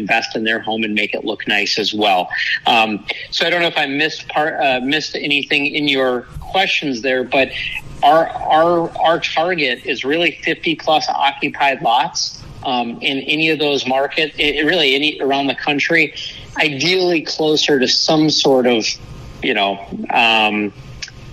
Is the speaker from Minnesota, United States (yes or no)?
yes; Minnesota, United States; moved away as an adult; now in Florida, United States; I am from Minnesota. I grew up, lived there my entire life until about 11 years ago. I moved down to Florida in 2011